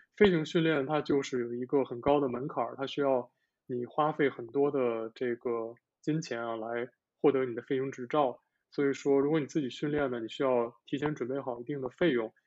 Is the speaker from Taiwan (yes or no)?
no; northern China, China; moved away as an adult; now in Japan; 我的家乡在北方